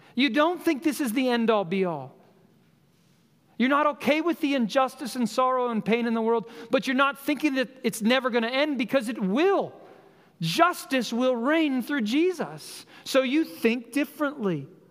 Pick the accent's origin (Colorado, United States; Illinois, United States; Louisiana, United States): Colorado, United States; moved away; I grew up in Colorado